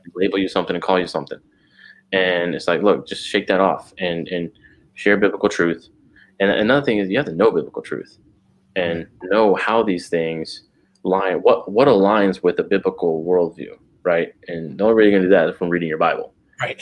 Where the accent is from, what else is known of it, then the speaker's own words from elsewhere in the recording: San Antonio, Texas, United States; I'm a citizen of the kingdom of God first. Then I'm an American. Then I'm a Texan. Then I'm a San Antonio